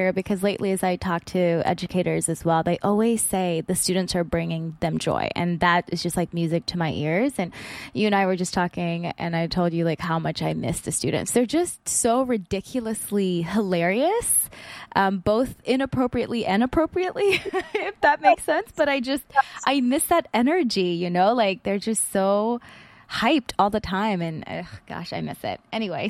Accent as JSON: {"language": "English", "country": "Philippines", "said": "because I think even being Filipino, I definitely had some of that savior complex as well when I got into education."}